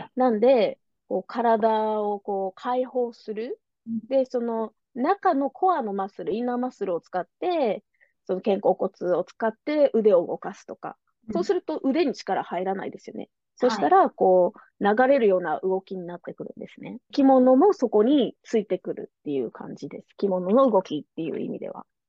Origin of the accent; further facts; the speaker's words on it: Nara, Japan; moved away as an adult; also born or lived in Hyogo / Kyoto; now in Orange County, United States; 私の出身は奈良ですが